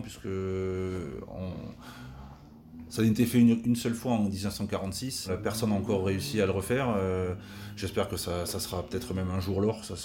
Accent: Tarn, Occitania, France; moved away; also born or lived in Castres; je suis régénéré du Tarn et je suis très fier d'être de là-bas.

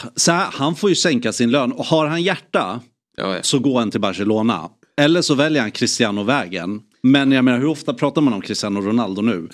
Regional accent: Sweden; jag var från Sverige

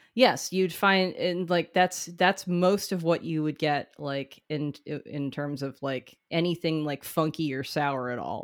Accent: New England, United States; as a New Englander

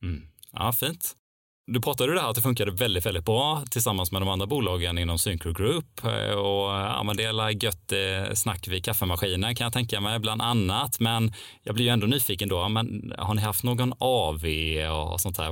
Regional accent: Älmhult, Kronoberg County, Sweden; jag kommer ju till och med från entreprenörsmäckat Älmhult

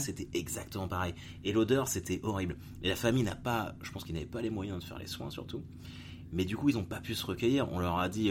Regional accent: Caen, Normandy, France; je suis de Normandie, je suis de Caen

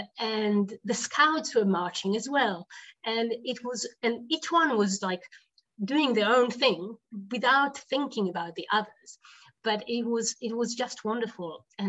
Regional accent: Jerusalem, Jerusalem District, Israel; We lived in Jerusalem. I grew up in West Jerusalem

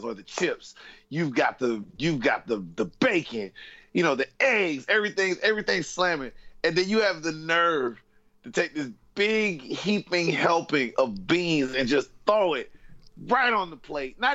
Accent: the South, United States; moved away as an adult; now in United Kingdom; I come from the South in America, not South America like Mexico or anything like that, but the southern states

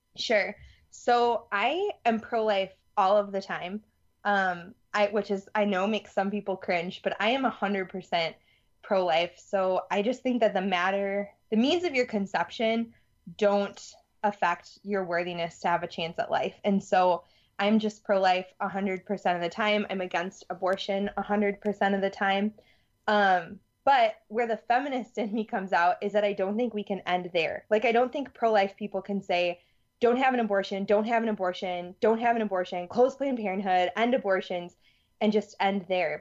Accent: Madison, Wisconsin, United States; also born or lived in Louisiana; I'm from Madison, Wisconsin.

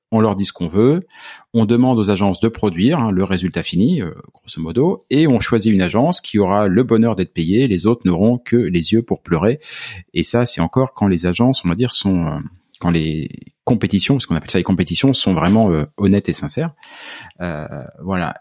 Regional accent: France; moved away as an adult; au moment où je suis parti de France

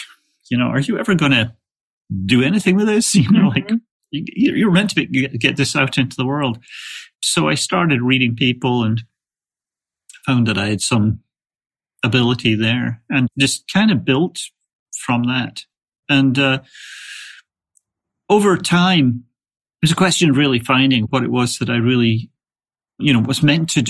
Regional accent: Scotland, United Kingdom; also born or lived in England; now in United States; I was raised in Scotland, lived in England, and then moved to the States about 30

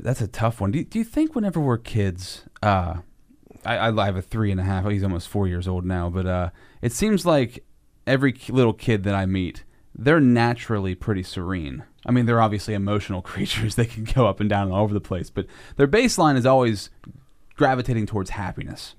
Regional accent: Altoona, Pennsylvania, United States; I'm from Altoona

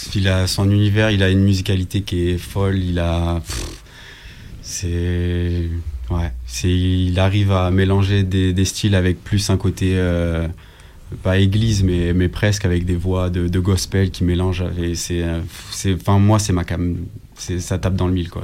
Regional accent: Nîmes, Occitania, France; moved away as an adult; now in Lyon, France; j'ai 25 ans, je viens de Nîmes.

